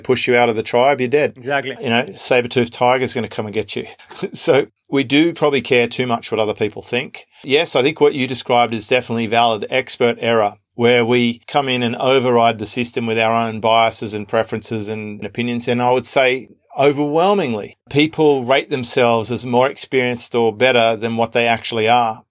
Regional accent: Australia; accent: Australian; my Australian accent stands out

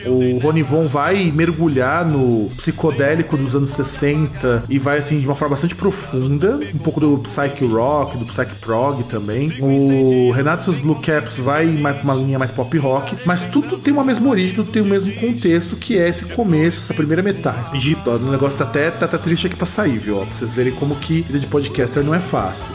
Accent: Brazil; a gente é brasileiro

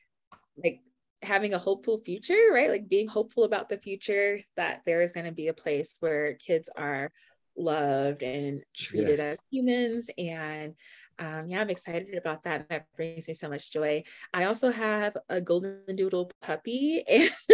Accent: Miami, Florida, United States; moved away as an adult; now in Denver, United States; my growing up in Miami. So I was in GT in elementary through high school

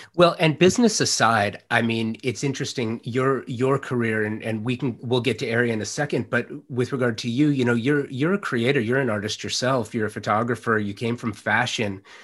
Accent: Los Angeles, California, United States; I'm a native Angelino. I grew up in the San Fernando Valley in Los Angeles in the late '70s, early '80s.

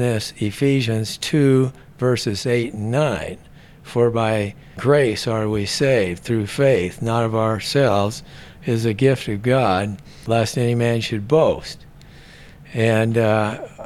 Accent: Seattle, Washington, United States; now in Scottsdale, United States; I was born in Seattle, Washington, and I didn't come from a religious home

